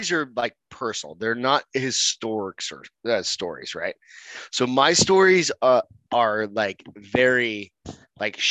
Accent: Hampton, New Hampshire, United States; born or raised there; moved away; also born or lived in Arizona

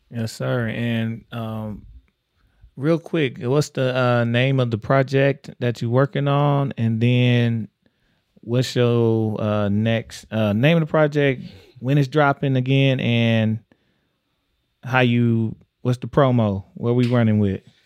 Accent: Texas, United States; moved away; I'm from Texas

